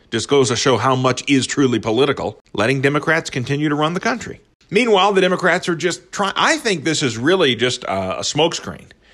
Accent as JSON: {"language": "English", "region": "Midwest", "country": "United States", "tie": "born or raised there", "said": "the values that were espoused to me growing up in the Midwest"}